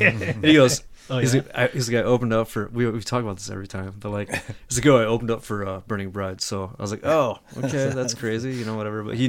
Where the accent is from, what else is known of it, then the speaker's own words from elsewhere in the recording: Lansing, Michigan, United States; moved away as an adult; now in Phoenix, United States; I'm from Lansing, Michigan. Moved out here about what, eight years now? 9 years? It'll be nine.